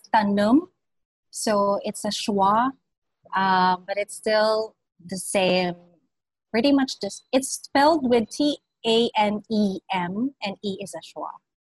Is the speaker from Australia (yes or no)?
no; Ilocos Region, Philippines; now in Quezon City, Philippines; I was born and raised in Pangasinan.